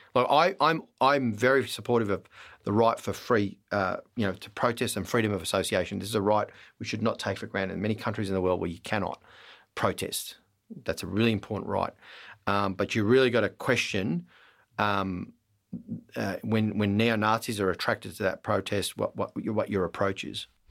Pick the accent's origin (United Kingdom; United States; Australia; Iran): Australia; Melbourne, Victoria; I was born in Melbourne